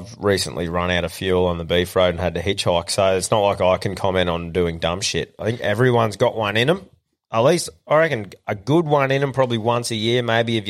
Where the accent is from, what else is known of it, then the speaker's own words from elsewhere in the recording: Queensland, Australia; I think I've just been like being a Queenslander